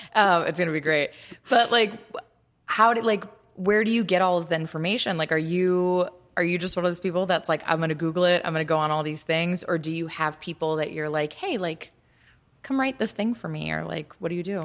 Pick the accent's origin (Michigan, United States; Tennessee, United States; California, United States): Michigan, United States; Kalamazoo; moved away; at least I'll speak for my hometown. Like, Kalamazoo has great nail salons now